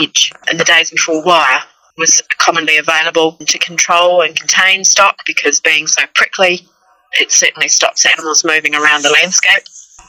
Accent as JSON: {"language": "English", "region": "North Island East Coast", "country": "New Zealand", "moved": "as an adult", "lives_now": "Warrnambool, Australia", "said": "Well, originally I'm from New Zealand, so if I butcher vowels and sound like I'm from another planet, I actually am. But I'm from an area of New Zealand, North Island East Coast. We moved as a family here into southern Victoria, into the city of Warrnambool in 2009."}